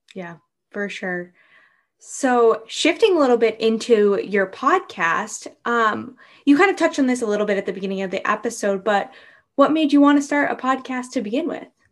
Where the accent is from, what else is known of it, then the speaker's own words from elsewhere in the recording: New England, United States; same here with the New Englanders